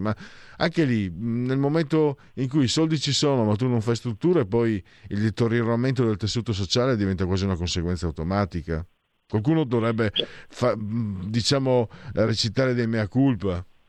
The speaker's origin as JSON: {"language": "Italian", "area": "province of Pordenone", "region": "Friuli-Venezia Giulia", "country": "Italy", "said": "io vengo dalla provincia di Pordenone"}